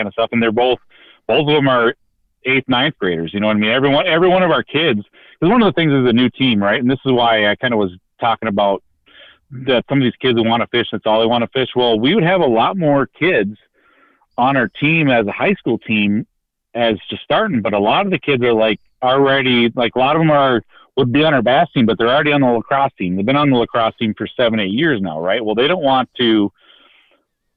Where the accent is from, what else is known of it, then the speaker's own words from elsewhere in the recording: Minneapolis, Minnesota, United States; I'm from North Minneapolis.